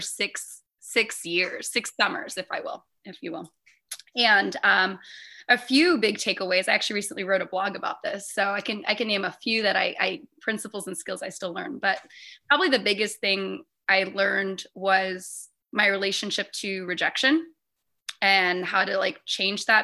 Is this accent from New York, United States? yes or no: no; Hawaii, United States; born and raised in Hawaii